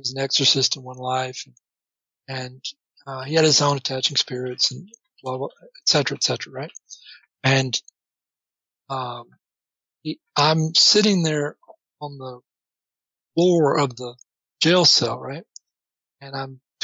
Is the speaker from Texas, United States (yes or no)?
yes; Orange, Texas, United States; moved away; also born or lived in Portland, Oregon; I was born in Orange